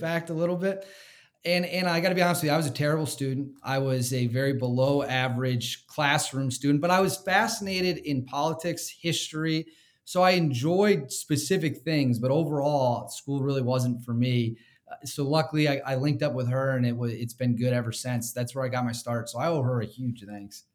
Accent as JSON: {"language": "English", "region": "Wisconsin", "country": "United States", "tie": "born or raised there", "said": "I grew up in Wisconsin"}